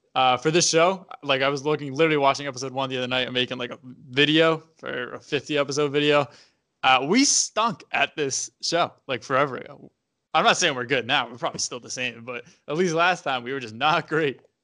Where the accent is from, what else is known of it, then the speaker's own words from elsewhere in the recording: Massachusetts, United States; we're both from Mass